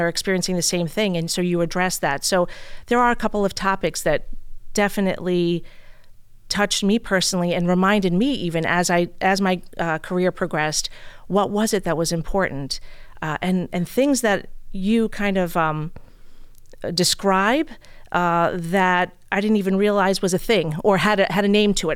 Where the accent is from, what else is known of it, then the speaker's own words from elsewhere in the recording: New York City, New York, United States; moved away as an adult; now in East Hampton, United States; born and raised in Brooklyn, New York